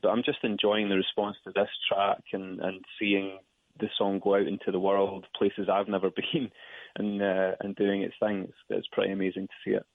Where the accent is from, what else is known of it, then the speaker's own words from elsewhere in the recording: Dumfries, Scotland, United Kingdom; So it's a little town called Dumfries in the south of Scotland. Um, I've lived all over Scotland, but this is where I've lived most of my life.